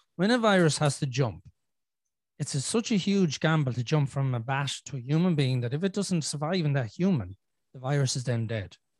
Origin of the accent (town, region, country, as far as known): Ireland